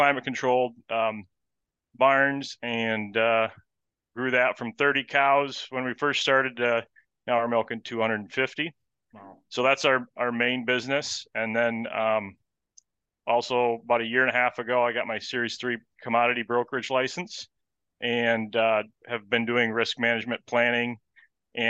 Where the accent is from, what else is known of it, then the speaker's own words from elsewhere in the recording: West Michigan, United States; also born or lived in New Zealand; I am from West Michigan. And grew up here, was raised here